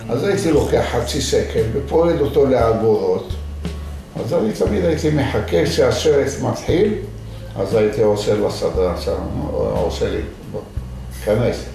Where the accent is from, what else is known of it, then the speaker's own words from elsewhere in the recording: Fez, Fès-Meknès, Morocco; Hebrew is a second language; also born or lived in Sefrou, Morocco; now in Israel; אני נולדתי בשפו. אבל... אה, וגדלת איפה? וגדלנו בגיל 6-7, ההורים שלי עברו לפז. כי סופו זה עיר קטנה